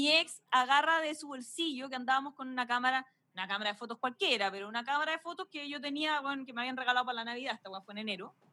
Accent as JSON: {"language": "Spanish", "town": "Caracas", "region": "Capital District", "country": "Venezuela", "tie": "born or raised there", "said": "yo soy venezolano, yo soy de Caracas de toda mi vida"}